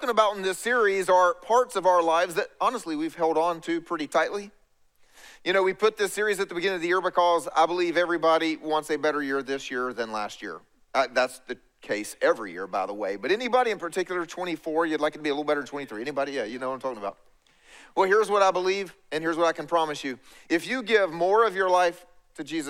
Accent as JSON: {"language": "English", "region": "East Coast", "country": "United States", "tie": "born or raised there", "said": "I grew up here on the East Coast"}